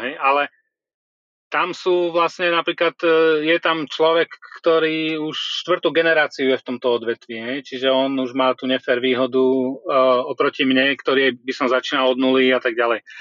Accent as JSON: {"language": "Slovak", "town": "Trebišov", "region": "Košice Region", "country": "Slovakia", "tie": "born or raised there", "also_born_or_lived": "Budapest, Hungary", "moved": "yes", "lives_now": "Prague, Czech Republic", "said": "Ja som sa narodil v Trebišove"}